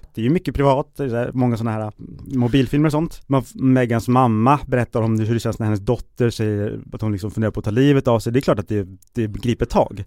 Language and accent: Swedish; Sweden; som svensk